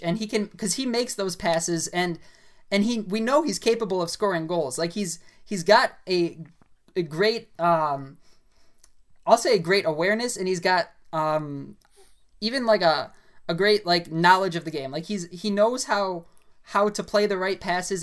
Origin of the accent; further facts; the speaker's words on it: United States; I'm an American